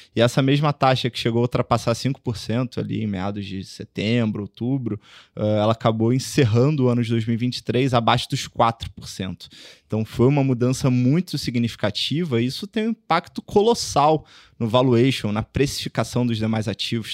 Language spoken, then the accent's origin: Portuguese; Rio de Janeiro, Brazil; moved away as an adult; now in São Paulo, Brazil; Comecei minha carreira no Rio, sou carioca